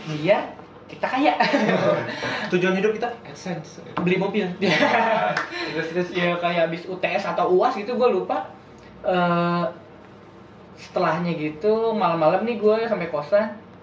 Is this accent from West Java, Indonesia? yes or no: no; Jakarta, Indonesia; also born or lived in Bandung; kita dari Jakarta